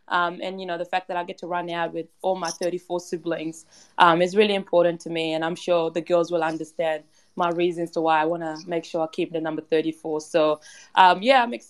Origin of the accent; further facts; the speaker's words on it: Perth, Western Australia, Australia; also born or lived in Kenyan refugee camp, Kenya; now in Melbourne, Australia; I grew up in Perth, and I grew up a massive West Coast fan.